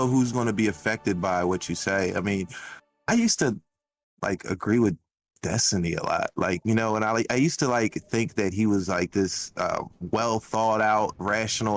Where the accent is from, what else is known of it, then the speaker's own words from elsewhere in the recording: Philadelphia, Pennsylvania, United States; I'm from Philly